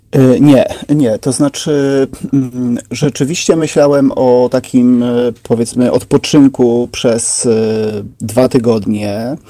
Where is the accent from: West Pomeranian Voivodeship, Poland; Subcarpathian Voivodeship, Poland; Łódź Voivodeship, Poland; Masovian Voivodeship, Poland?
Subcarpathian Voivodeship, Poland; Szerzyny; moved away as an adult; also born or lived in Trzcinica / Kraków; ja pochodzę z Podkarpacia